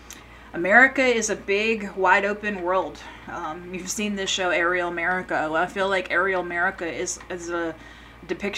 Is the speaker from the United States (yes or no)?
yes; Memphis, Tennessee, United States; I grew up in the Southeast United States in my early years, mostly in Tennessee, in the Memphis area